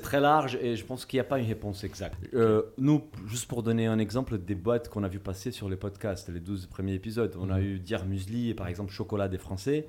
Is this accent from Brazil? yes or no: yes; Brazil; moved away; Je suis brésilien et je, suis, ma famille en fait, est d'origine portugaise